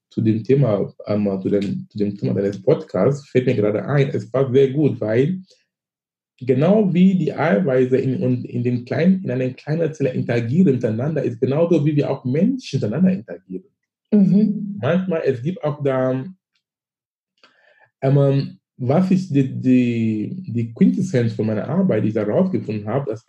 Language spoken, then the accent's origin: German; Cameroon; moved away as an adult; now in Germany; ich komme aus Afrika, ich komme aus Kamerun. Ich bin gebürtig aus Kamerun.